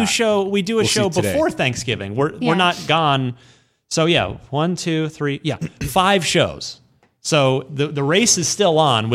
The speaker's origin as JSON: {"language": "English", "town": "Redding", "region": "California", "country": "United States", "said": "Hi, it's Leonard. I'm from Redding, California."}